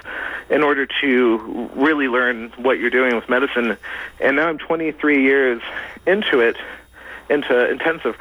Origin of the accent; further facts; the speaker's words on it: United States; I was born and raised in the United States